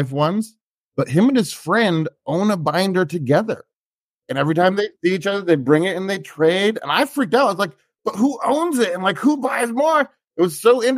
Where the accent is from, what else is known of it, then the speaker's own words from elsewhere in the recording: Canada; also born or lived in Vancouver, Canada; I grew up in Canada, and now I live outside of Vancouver, Canada, in a swamp